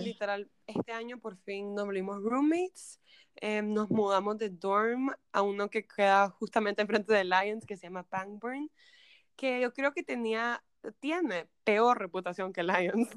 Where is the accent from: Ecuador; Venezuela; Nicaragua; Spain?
Nicaragua; moved away as an adult; now in United States; soy de Nicaragua